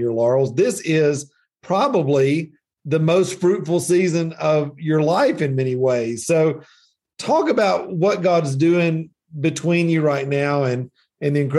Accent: the South, United States; I'm from the South

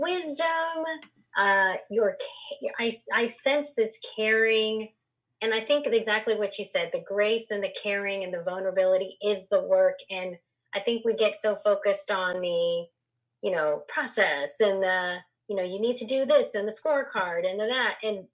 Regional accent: Los Angeles, California, United States; I grew up in Los Angeles

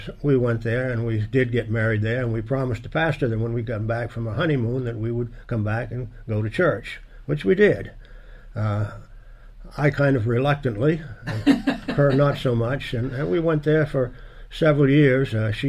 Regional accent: Maine, United States; I had very little activity church-wise growing up. There were two big churches up there that were both Catholic churches

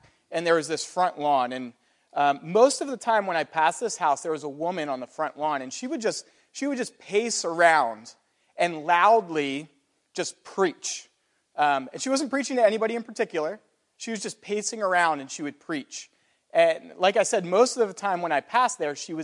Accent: United States; an American with a Western mindset

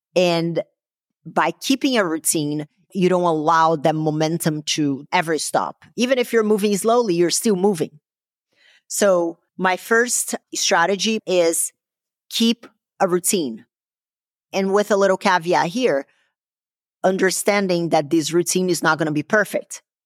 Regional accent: Brazil; moved away; growing up in Brazil.

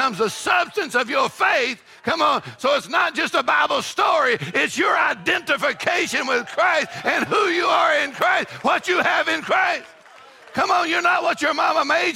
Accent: Texas, United States; I'm from Texas. We eat jalapenos

